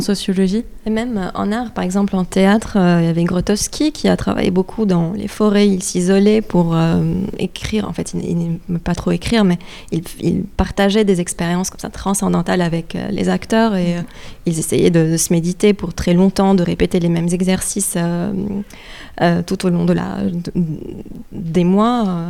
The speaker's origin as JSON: {"language": "French", "country": "Lebanon", "moved": "yes", "said": "je suis libanaise d'origine, donc je viens aussi d'un pays qui a vécu beaucoup de, de, guerres"}